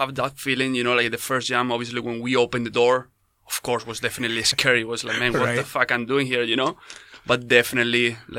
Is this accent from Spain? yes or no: yes; Spain; yes, skydiver from Spain.